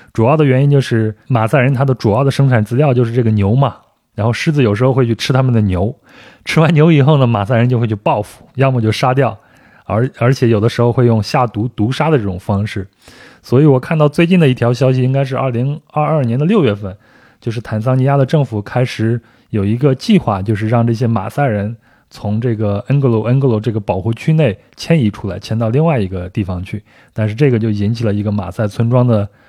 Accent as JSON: {"language": "Chinese", "region": "rural Henan", "country": "China", "tie": "born or raised there", "said": "我小时候在河南的农村生活"}